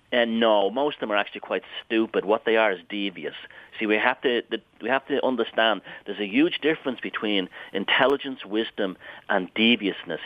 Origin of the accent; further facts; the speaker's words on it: Ireland; I grew up in Southern Ireland